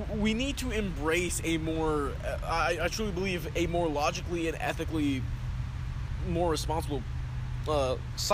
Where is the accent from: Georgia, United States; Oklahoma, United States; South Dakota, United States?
South Dakota, United States; I was born in South Dakota